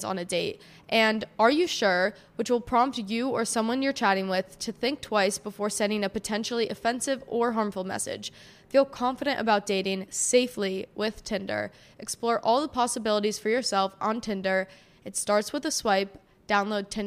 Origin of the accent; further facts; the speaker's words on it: New Jersey, United States; also born or lived in Miami; I'm from New Jersey.